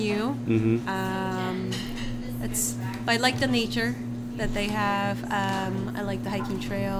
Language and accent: English; Seoul, South Korea; moved away as an adult; now in State College, United States; I'm from Korea, South.